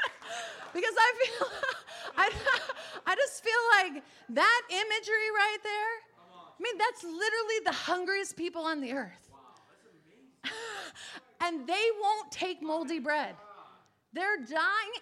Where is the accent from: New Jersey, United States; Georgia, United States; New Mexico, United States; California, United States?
California, United States; Los Angeles; I'm from Los Angeles